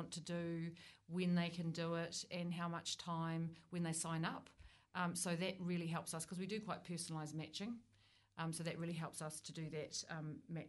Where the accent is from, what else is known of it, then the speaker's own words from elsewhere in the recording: Oamaru, Otago, New Zealand; now in Wellington, New Zealand; I grew up in Oamaru and now live in Wellington.